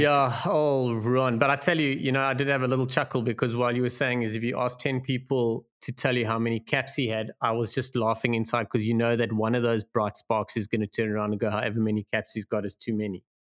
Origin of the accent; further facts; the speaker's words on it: South Africa; as a South African